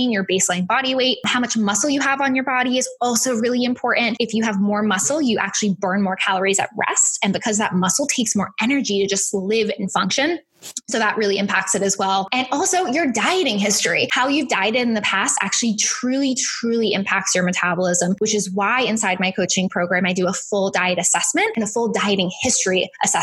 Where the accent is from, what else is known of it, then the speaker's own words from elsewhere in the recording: Boston, Massachusetts, United States; accent: Boston; moved away; my Boston accent